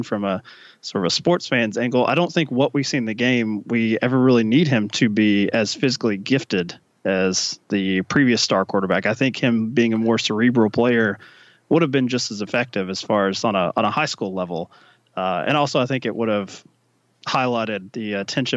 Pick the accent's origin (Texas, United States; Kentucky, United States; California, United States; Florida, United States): Kentucky, United States; I grew up in Kentucky